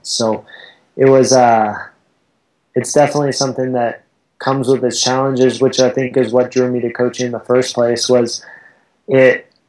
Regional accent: Southern California, United States; moved away as an adult; now in Boulder, United States; I grew up in Southern California

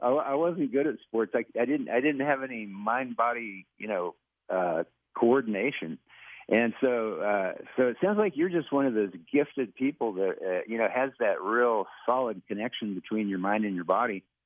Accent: Western Kansas, United States; moved away as an adult; also born or lived in Los Angeles; I grew up in Western Kansas in a small town, and then I moved to Los Angeles after we graduated from college

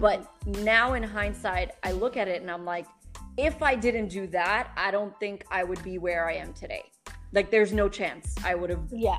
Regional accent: New York City, New York, United States; moved away as an adult; now in Dubai, United Arab Emirates; I grew up in New York City. I'm, I'm, a product of the New York City public school system

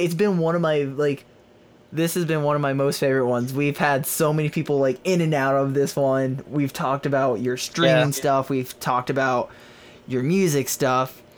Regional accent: Albuquerque, New Mexico, United States; my hometown, Albuquerque

